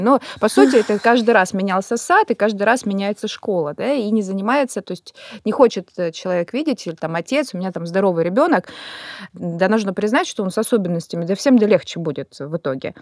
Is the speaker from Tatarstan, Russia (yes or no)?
yes; Kazan, Tatarstan, Russia; also born or lived in Moscow / Sochi; now in Krasnodar Krai, Russia; сама из Казани